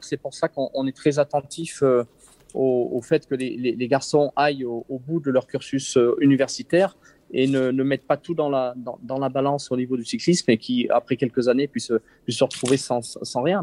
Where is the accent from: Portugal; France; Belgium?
France; Briançon, Provence-Alpes-Côte d'Azur; now in Savoie, France; je suis né à Briançon dans les Hautes-Alpes